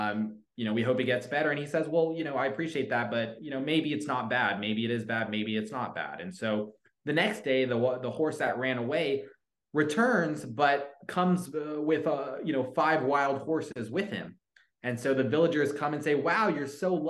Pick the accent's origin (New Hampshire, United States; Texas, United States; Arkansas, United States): Texas, United States; Coppell; Dallas, Texas area, it's a suburb about 25 minutes out of downtown Dallas called Coppell